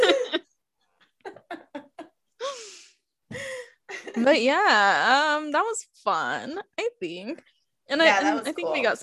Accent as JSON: {"language": "English", "region": "New Mexico", "country": "United States", "said": "I'm from New Mexico"}